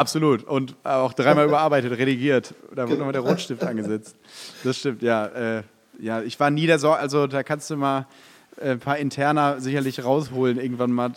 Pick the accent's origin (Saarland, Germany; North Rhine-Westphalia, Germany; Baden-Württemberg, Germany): North Rhine-Westphalia, Germany; Detmold; ich bin in Detmold groß geworden